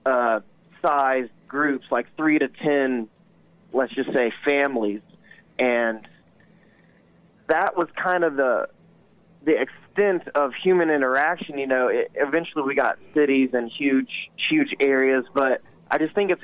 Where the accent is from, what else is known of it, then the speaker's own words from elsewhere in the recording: Columbus, Georgia, United States; also born or lived in California / Tampa, Florida; I was born in California very briefly. I don't remember anything. And then my parents moved to Tampa because that's where my dad's mom lived for a while. And then we moved up to Columbus because my dad got a job. And here we are. And I've been here ever since